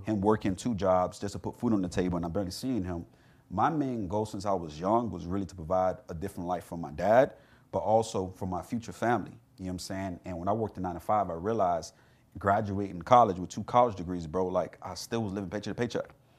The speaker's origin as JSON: {"language": "English", "region": "South Florida", "country": "United States", "tie": "born or raised there", "said": "I grew up in South Florida"}